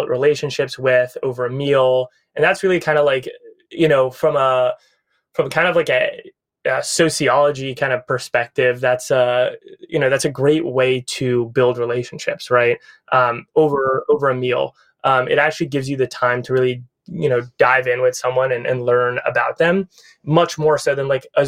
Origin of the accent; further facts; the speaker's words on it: Needham, Massachusetts, United States; also born or lived in East Coast; now in Venice, Los Angeles, United States; I'm from Massachusetts originally. I grew up in a suburb of Boston called Needham